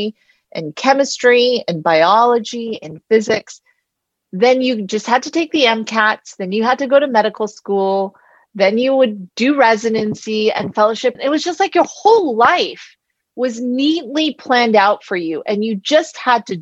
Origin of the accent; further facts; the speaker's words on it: Palo Alto, California, United States; moved away; I'm from Palo Alto